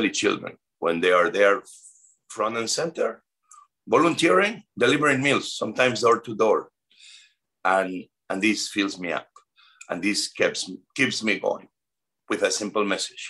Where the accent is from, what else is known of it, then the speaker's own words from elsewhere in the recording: Spain; moved away as an adult; now in United States; I'm from Spain. I am a proud Spanish American immigrant.